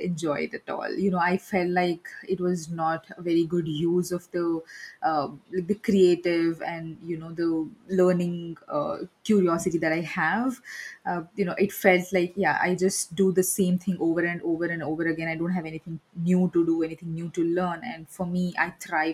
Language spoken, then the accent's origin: English; India; I'm from India